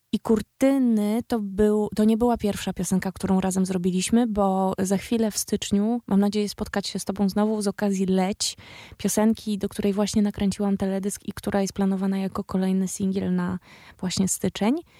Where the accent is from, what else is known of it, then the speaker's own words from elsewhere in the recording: Białystok / Łomża, Podlaskie Voivodeship, Poland; Ja sama jestem z, z Białego Stoku via Łomża, albo z Łomży via Białystok. Jestem z mniejszego miasta